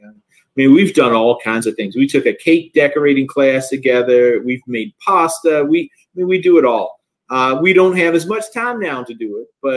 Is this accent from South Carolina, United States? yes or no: yes; Orangeburg, South Carolina, United States; also born or lived in New Haven, Connecticut / Washington, D.C.; now in Columbia, United States; I was born and raised in Orangeburg, South Carolina